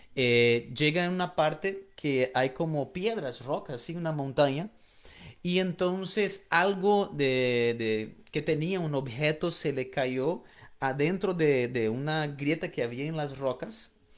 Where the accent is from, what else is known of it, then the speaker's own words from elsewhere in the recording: Florianópolis, Santa Catarina, Brazil; moved away; yo soy de Brasil y yo crecí en una isla en el sur de Brasil llamado Florianópolis